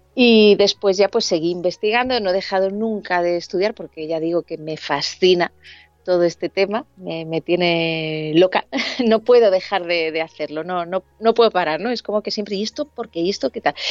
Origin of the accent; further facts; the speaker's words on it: Alicante, Valencian Community, Spain; moved away as an adult; now in Madrid, Spain; yo era de, bueno, yo soy de Alicante, y me vine con 21 añitos a, Madrid